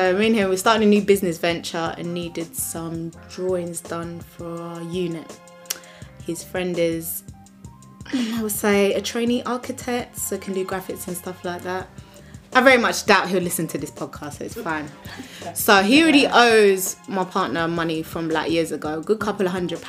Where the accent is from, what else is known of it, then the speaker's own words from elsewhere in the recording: London, United Kingdom; No, it's from South.